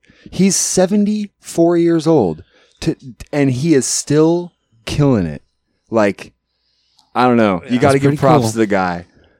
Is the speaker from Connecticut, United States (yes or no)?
no; Alaska, United States; moved away as an adult; now in Portland, United States; So we were born and raised up in Alaska, and when we started out, the town was about 8,000, and by the time we graduated high school and left here, moved here from there, it was like 12 or 13.